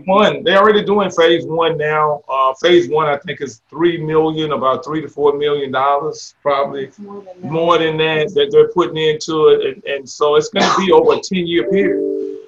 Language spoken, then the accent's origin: English; Jacksonville, Florida, United States; also born or lived in Louisiana; now in Baker, United States; I'm not from Louisiana. I grew up in Jacksonville, Florida